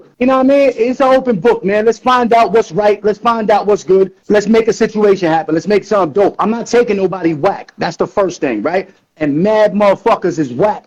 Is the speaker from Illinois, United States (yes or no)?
no; New York City, New York, United States; moved away; also born or lived in Astoria, Queens; I'm born and raised in New York City